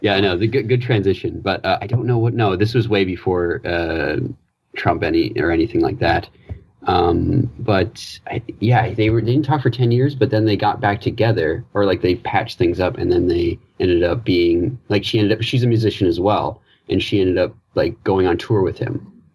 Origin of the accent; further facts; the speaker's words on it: Newfoundland and Labrador, Canada; I'm, I'm from Newfoundland